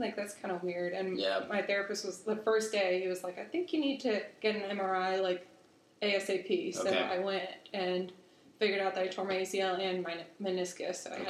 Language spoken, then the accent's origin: English; Huntersville, North Carolina, United States; also born or lived in New York; I was born in New York and moved down here when I was a kid. We moved to Huntersville.